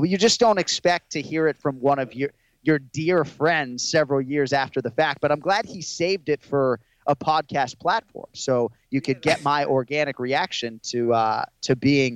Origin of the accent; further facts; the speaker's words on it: Boston, Massachusetts, United States; as a Boston guy